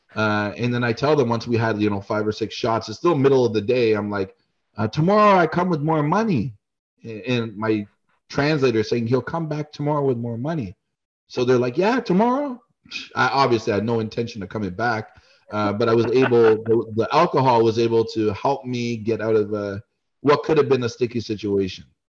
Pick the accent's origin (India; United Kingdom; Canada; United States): Canada; being a Canadian